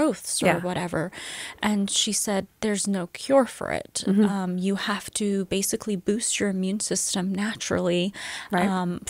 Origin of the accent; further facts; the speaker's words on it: Middle East, Iran; also born or lived in England; No, I was born in England. Mm-hmm. But I lived in the Middle East for most of my life. Wow. And I am Persian. I am from the Middle East.